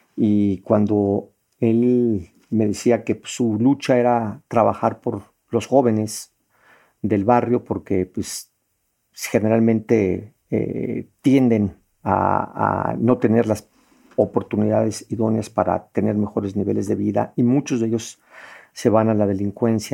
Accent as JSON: {"language": "Spanish", "region": "Mexico City", "country": "Mexico", "tie": "born or raised there", "said": "yo soy originario de la Ciudad de México, aquí en una zona que se llama Roma Condesa, en el corazón de, la ciudad, en la alcaldía Cuauhtémoc. Pues crecí aquí en este eh, esta zona"}